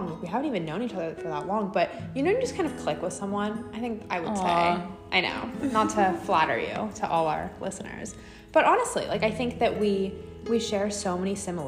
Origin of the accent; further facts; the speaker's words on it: New York, United States; now in Los Angeles, United States; I'm from New York, but I've lived in LA for a good while now